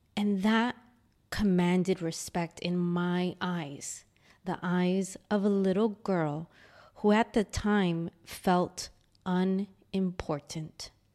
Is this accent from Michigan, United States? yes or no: no; New York City, New York, United States; moved away as an adult; now in Sydney, Australia; I grew up in a six hundred and fifty square foot apartment in Astoria, Queens, New York